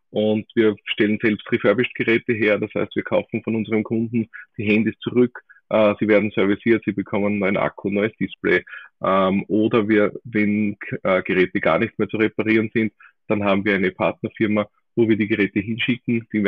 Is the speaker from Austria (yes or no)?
yes; Austria; so wie es halt bei uns in Österreich so ist, rennt einfach der Schmäh